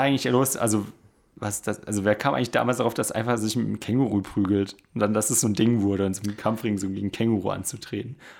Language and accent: German; Lörrach, Baden-Württemberg, Germany; moved away; in meiner Heimat, eben in Lörrach, im Schwarzwald oder in der Nähe vom Schwarzwald